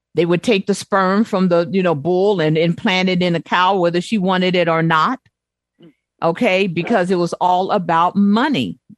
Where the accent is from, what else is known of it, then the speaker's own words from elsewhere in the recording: Chicago, Illinois, United States; growing up in Chicago